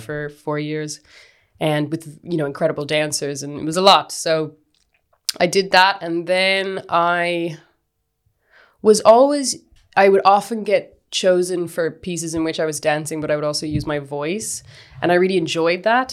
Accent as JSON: {"language": "English", "town": "Kinvara", "region": "Connacht", "country": "Ireland", "tie": "born or raised there", "also_born_or_lived": "Galway", "said": "I grew up in the West of Ireland in Kinvara."}